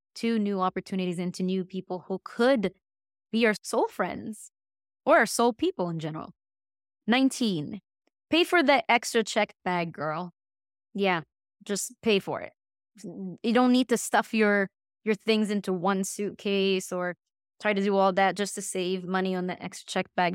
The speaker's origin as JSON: {"language": "English", "country": "Egypt", "moved": "yes", "lives_now": "Dallas, United States", "said": "I'm not from Texas. I'm from Egypt."}